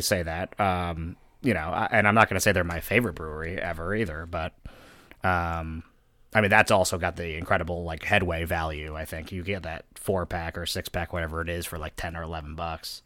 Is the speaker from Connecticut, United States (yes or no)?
yes; New Haven, Connecticut, United States; I was born in New Haven